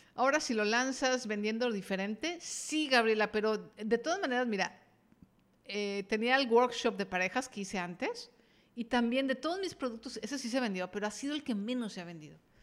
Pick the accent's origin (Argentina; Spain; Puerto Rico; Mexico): Mexico; estoy en México, soy mexicana y, y estoy en México